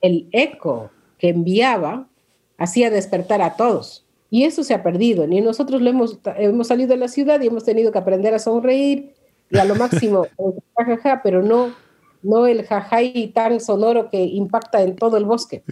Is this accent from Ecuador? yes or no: yes; Sarayaku, Pastaza, Ecuador; Nosotros crecimos ahí, yo nací en Sarayaku